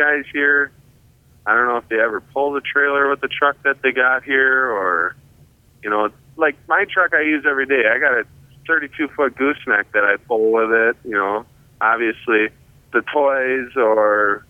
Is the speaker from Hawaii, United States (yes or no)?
no; Campbellsport, Wisconsin, United States; also born or lived in Appleton, Wisconsin; I'm actually from Campbellsport, Wisconsin.